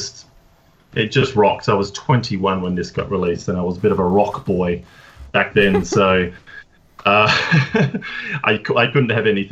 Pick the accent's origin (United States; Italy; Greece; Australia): Australia; Adelaide, South Australia; moved away as an adult; now in London, United Kingdom; I am originally from Australia, from good old Adelaide as well.